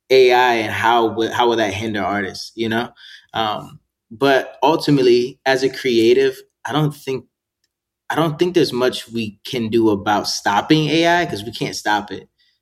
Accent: Gettysburg, Pennsylvania, United States; born there; I was all over the place, but I was born in Gettysburg, Pennsylvania, so a lot of my family's there.

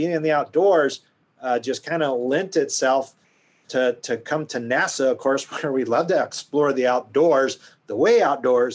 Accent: Houston, Texas, United States; as a kid growing up in Texas, I was on the far west side of Houston

